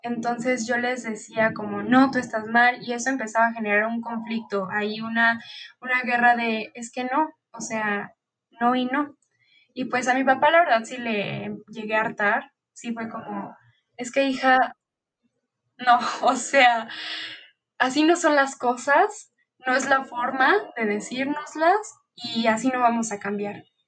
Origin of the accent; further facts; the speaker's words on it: Mexico City, Mexico; Yo nací y vivo aquí en la Ciudad de México